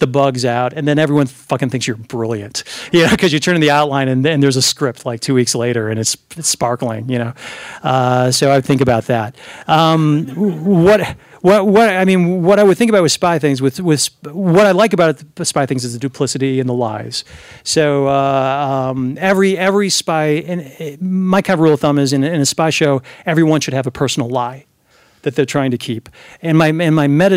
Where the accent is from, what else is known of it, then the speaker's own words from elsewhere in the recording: United States; as an American who speaks Russian